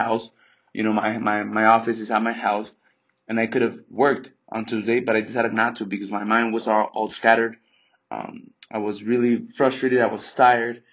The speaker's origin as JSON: {"language": "English", "country": "Mexico", "tie": "born or raised there", "moved": "yes", "lives_now": "United States", "said": "I'm from Mexico. My mom is Mexican, and I'm Mexican as well."}